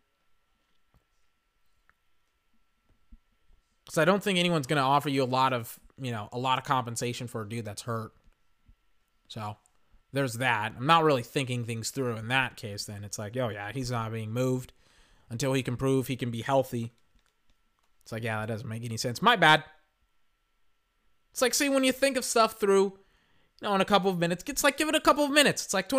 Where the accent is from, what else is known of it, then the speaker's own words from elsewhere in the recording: the South, United States; Maybe it's because I'm from the South.